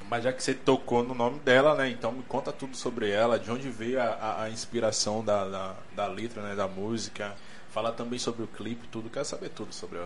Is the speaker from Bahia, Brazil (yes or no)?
yes; Bahia, Brazil; A gente é baiano